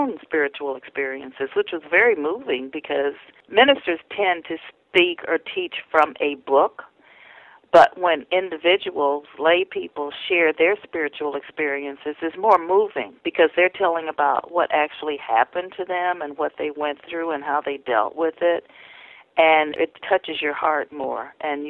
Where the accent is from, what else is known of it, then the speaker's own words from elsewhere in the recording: Indianapolis, Indiana, United States; my narrow community that I grew up in Indianapolis